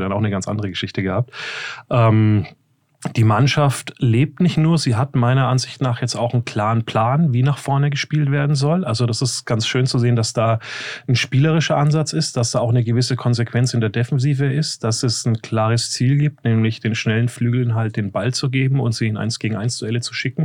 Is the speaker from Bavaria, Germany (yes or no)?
yes; Nuremberg area, Bavaria, Germany; moved away; War ja Heimspiel für mich äh, aus der äh, äh, alten Gegend, wo ich herstamme.